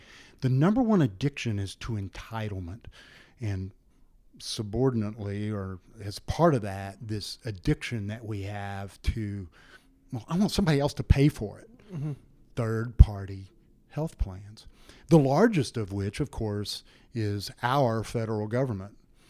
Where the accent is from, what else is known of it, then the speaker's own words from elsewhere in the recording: San Angelo, Texas, United States; born there; When I was born in 1957 in San Angelo, Texas, my parents paid cash to the hospital and to the obstetrician for my delivery.